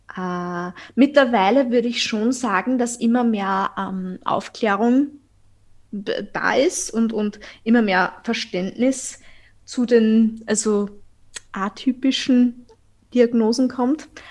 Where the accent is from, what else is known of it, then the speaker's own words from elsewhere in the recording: Austria; accent: Viennese; ich bin aus Österreich, also falls mein Dialekt äh, euch ein bisschen verwirrt.